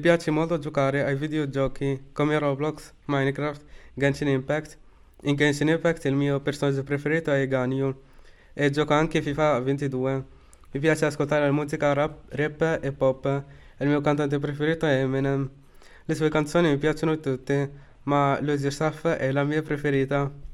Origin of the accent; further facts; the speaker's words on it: Morocco; now in Italy; Sono marocchino, vivo in Italia